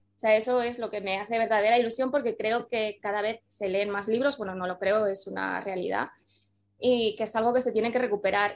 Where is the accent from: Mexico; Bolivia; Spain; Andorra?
Andorra; yo soy de Andorra y en Andorra ahora sí que llegan muchísimo las cosas, pero cuando yo era pequeña estábamos un poco aislados del mundo